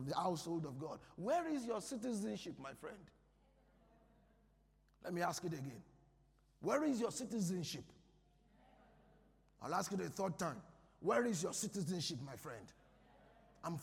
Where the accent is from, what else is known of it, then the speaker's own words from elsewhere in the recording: Nigeria; I'm a Nigerian